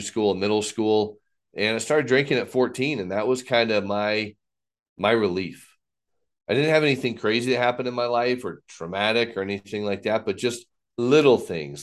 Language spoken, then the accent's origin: English; Texas, United States; also born or lived in Fort Wayne, Indiana, United States; growing up in Indiana, moved to Texas in fourth grade